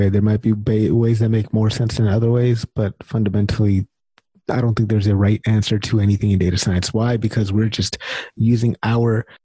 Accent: India; Sorry, I don't don't mean to be racist. I'm Indian too.

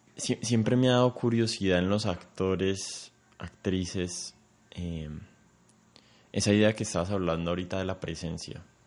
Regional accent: Colombia; somos colombianos

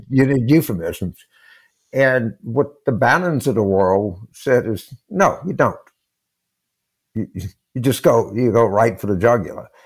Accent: Louisiana, United States; moved away; also born or lived in Pennsylvania; I grew up in Louisiana

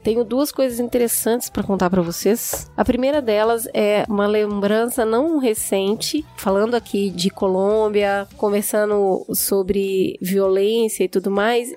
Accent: Minas Gerais, Brazil; now in São Paulo, Brazil; como uma boa mineira

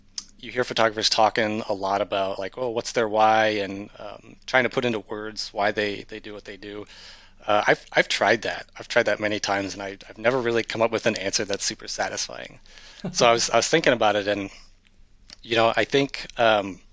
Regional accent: rural Iowa, United States; moved away as an adult; also born or lived in Baltimore / Washington, D.C. metro area; I was born and raised in rural Iowa

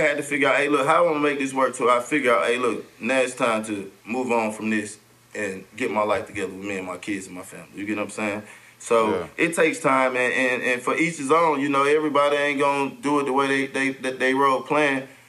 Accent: Atlanta, Georgia, United States; Everybody, I grew up in Bankhead Projects, where … them from.

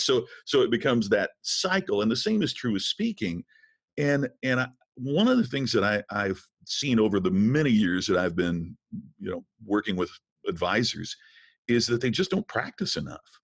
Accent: Crothersville, Indiana, United States; moved away; I'm from a small town in southern Indiana. Crothersville, Indiana is my hometown

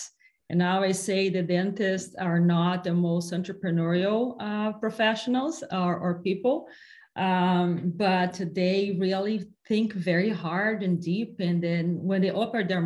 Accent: Brazil; English is a second language; moved away as an adult; also born or lived in capital of the south of Brazil; now in United States; I come from Brazil and I lived until I was 16 years old in a really tiny town in the middle of nowhere in Brazil

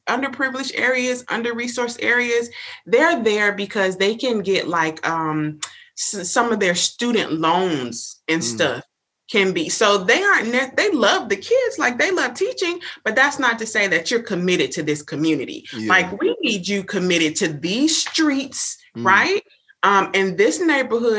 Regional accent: Miami, Florida, United States; now in Tallahassee, United States; grew up in Miami

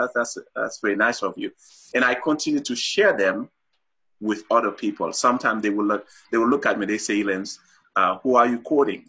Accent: Haiti; moved away as an adult; also born or lived in Saint-Marc, Haiti / Port-au-Prince, Haiti; now in Utah, United States; I was born and raised in Haiti

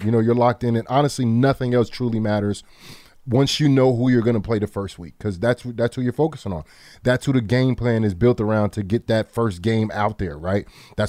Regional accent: New York, United States; Luckily, I was here in my hometown in New York

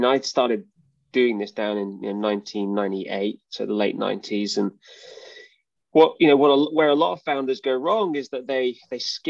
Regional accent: United Kingdom; moved away; as you can probably tell by my accent. I'm from the UK.

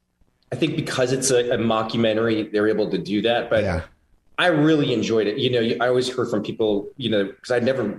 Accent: Cottage Grove, Minnesota, United States; now in Los Angeles, United States; I'm from Minnesota

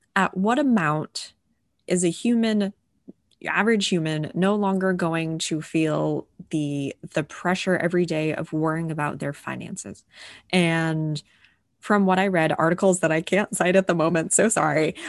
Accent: New England, United States; a Catholic white family growing up in New England

